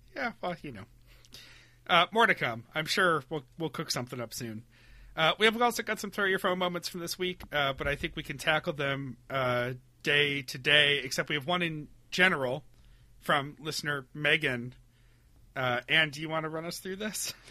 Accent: Webster, New York, United States; moved away; growing up in Webster, New York

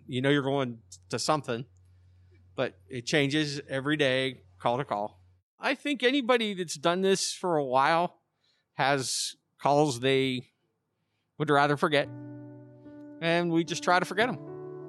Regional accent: West Mifflin, Pennsylvania, United States; back in my hometown, West Mifflin, across the river there.

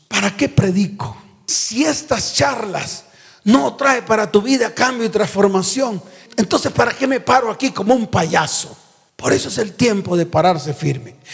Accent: Santa Marta, Magdalena, Colombia; moved away; viajé a mi tierra, a Santa Marta

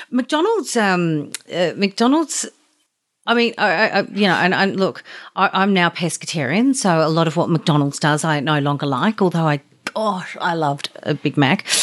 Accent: Australia; as an Australian

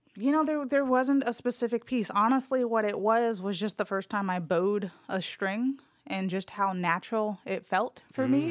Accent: Los Angeles, California, United States; now in Memphis, United States; I was born and raised in L A, Los Angeles, California

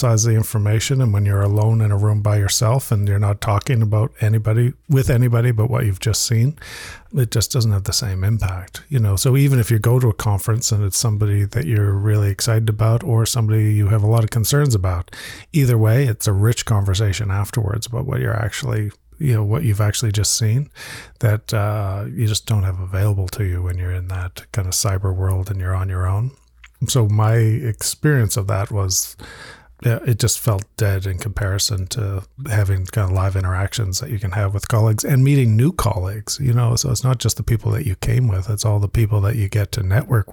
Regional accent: Halifax, Nova Scotia, Canada; my hometown in Halifax, which I'm proud

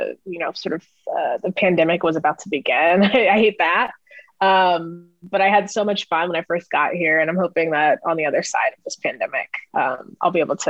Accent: Oceanside, California, United States; moved away as an adult; also born or lived in Michigan / Bay Area, California; now in Brooklyn, United States; it's kind of weird that I grew up in this beach town. And, you know, like, this isn't a thing that everybody grew up, you know, having surf PE at their high school.

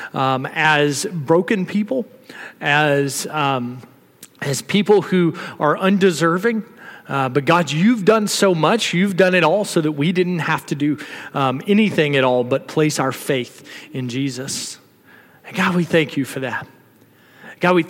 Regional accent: the South, United States; now in Texas, United States; I'm from the South

